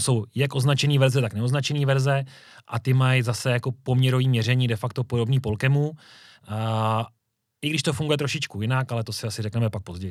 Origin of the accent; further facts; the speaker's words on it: Říčany, Central Bohemian Region, Czechia; A sám pocházím z Říčan